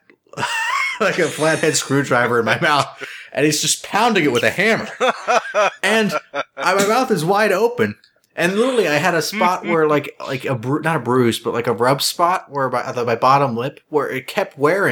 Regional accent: Cincinnati, Ohio, United States

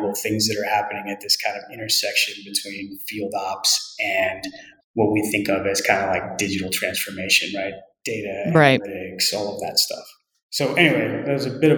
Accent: El Paso, Texas, United States; moved away as an adult; also born or lived in Houston / Pittsburgh; So I'm originally from West Texas. I grew up in El Paso.

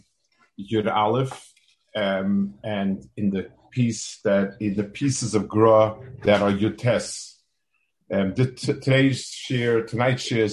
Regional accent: New York City, New York, United States; also born or lived in Jerusalem, Israel; now in Silver Spring, United States; I grew up in Lower East Side Manhattan

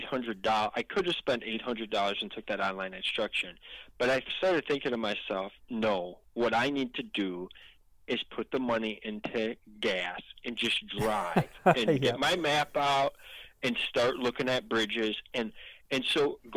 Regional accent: Illinois, United States; my home state, Illinois

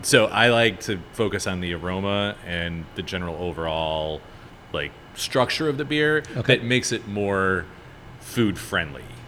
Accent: Chicago, Illinois, United States; moved away as an adult; now in New Orleans, United States; I'm from Chicago. I moved down here about uh, a little over eight years ago.

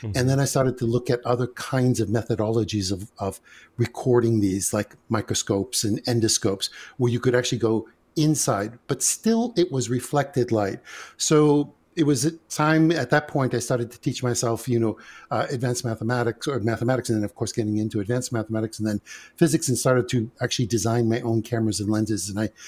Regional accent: Greece; now in United States; We came from Greece. My mother's from the base of Mount Olympus. My father is from the northern Macedonian mountains. And basically what happened is we came via Ellis Island to the United States.

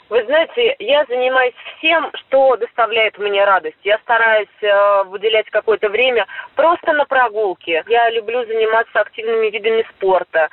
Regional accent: Yaroslavl, Yaroslavl Oblast, Russia; moved away; я всегда еду в родной город

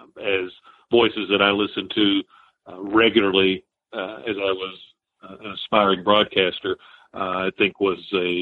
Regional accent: a half hour north of Lexington, rural Kentucky, United States; I was already working in my hometown about a half hour north of Lexington

